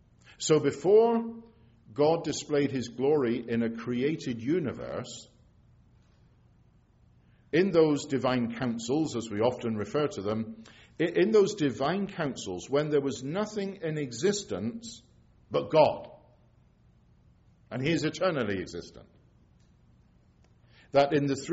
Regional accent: England, United Kingdom; now in Scotland, United Kingdom; I'm English, but I live in Scotland, have done for a lot of years now.

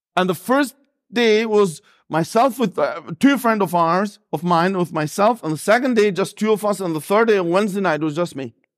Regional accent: Albania; accent: a bit of Northern Irish accent; English is a second language; moved away; also born or lived in Northern Ireland; I was born and raised there

